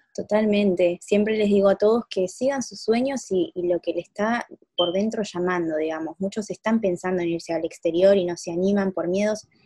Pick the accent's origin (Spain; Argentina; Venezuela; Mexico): Argentina; moved away; yo extraño bastante muchas cosas de Argentina